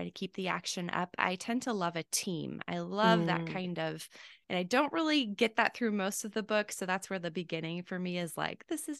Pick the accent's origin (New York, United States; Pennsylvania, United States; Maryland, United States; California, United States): California, United States; I'm originally from California, mm-hmm. spent a little bit of time down in San Diego.